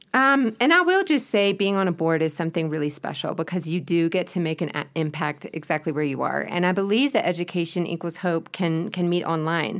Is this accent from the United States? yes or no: yes; Spartanburg, South Carolina, United States; moved away as an adult; now in Quito, Ecuador; I was born and raised in Spartanburg, South Carolina.